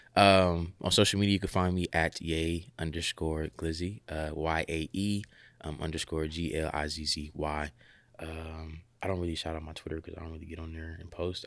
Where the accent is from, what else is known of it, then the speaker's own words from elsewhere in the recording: Columbus, Ohio, United States; moved away as an adult; I'm from Columbus, Ohio